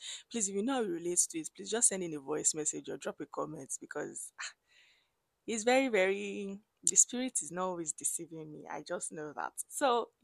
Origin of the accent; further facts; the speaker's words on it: Abeokuta, Ogun State, Nigeria; moved away as an adult; I grew up in Abeokuta, I schooled in Abeokuta